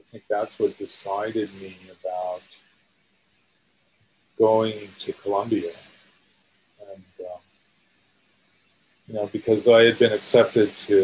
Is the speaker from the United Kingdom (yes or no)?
no; India; The racial burden, the historical burden of being an Indian, all of those things were things I felt I had to free myself from somehow.